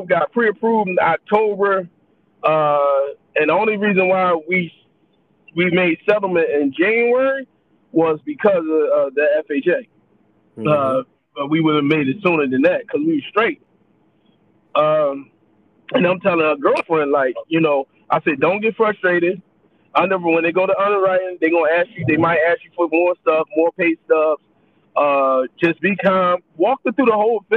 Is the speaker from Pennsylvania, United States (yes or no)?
yes; Philadelphia, Pennsylvania, United States; I'm proud of where I came from. Like, I'm a kid from North Philly